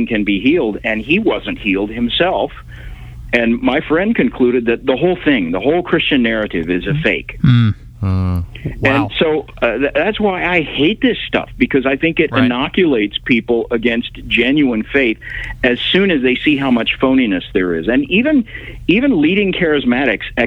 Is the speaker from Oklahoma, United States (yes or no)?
yes; Tulsa, Oklahoma, United States; I grew up in Tulsa, Oklahoma.